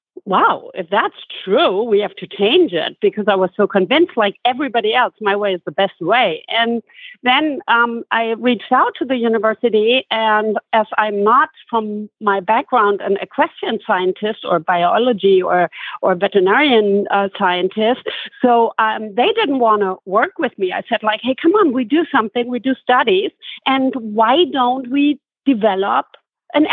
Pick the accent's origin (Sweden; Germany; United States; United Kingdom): Germany; I grew up born and raised in Germany.